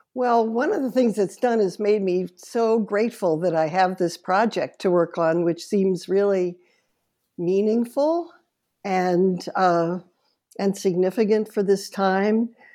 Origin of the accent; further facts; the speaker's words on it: New York, United States; heard my accent and said, "Where are you from?" And I said, "New York."